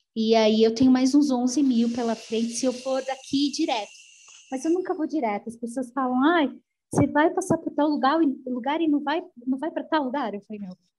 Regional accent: São Paulo, Brazil; moved away as an adult; eu sou de São Paulo

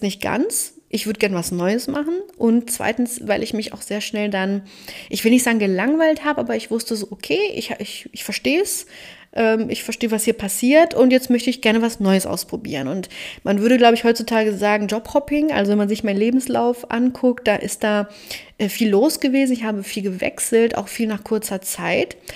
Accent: Cologne, North Rhine-Westphalia, Germany; moved away as an adult; also born or lived in Berlin; Ich bin geborene Kölnerin mit rumänischen Wurzeln und lebe wieder in Köln

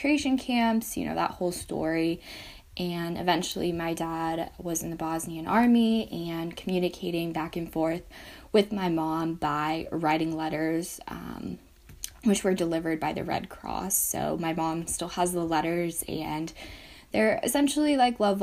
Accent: Atlanta, Georgia, United States; I was born in Atlanta, Georgia.

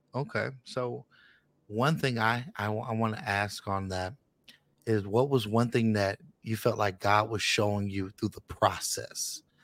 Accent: Richmond, California, United States; I'm from Richmond, California

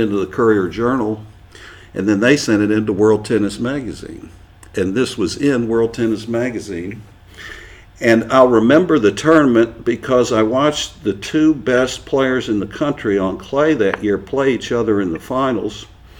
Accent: Louisville, Kentucky, United States; I'm going to go back to my hometown because it was just a great tennis mecca for the size of a town it was, Louisville, Kentucky.

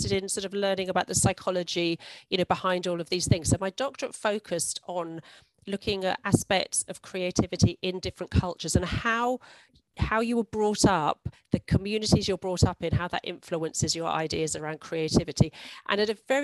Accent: London, United Kingdom; also born or lived in Hong Kong; I grew up in London, and London's so multicultural.

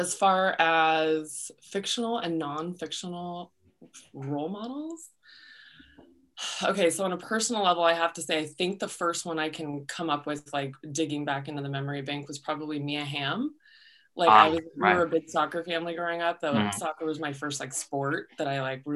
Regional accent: Tucson, Arizona, United States; I'm born and raised in Tucson

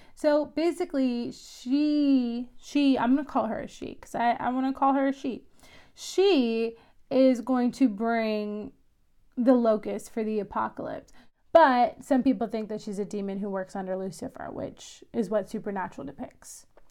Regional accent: Missouri, United States; it is in Missouri, which is my home state

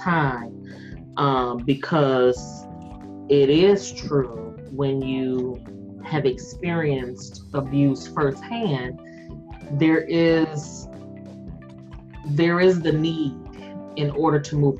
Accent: Jackson, Mississippi, United States; I'm from Jackson, Mississippi

